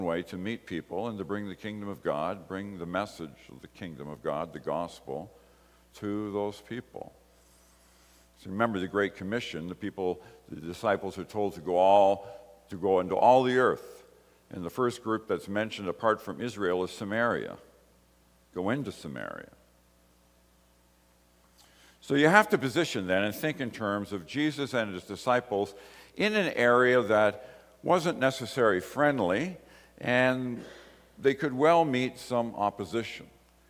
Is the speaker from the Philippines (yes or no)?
no; Ireland; I came from Ireland. I was born in Ireland.